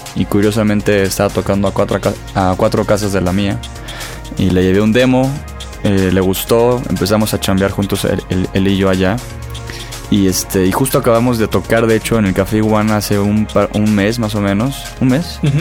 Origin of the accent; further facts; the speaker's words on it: Acapulco, Guerrero, Mexico; moved away; also born or lived in Monterrey; Soy de Acapulco, pero estaba viviendo allá.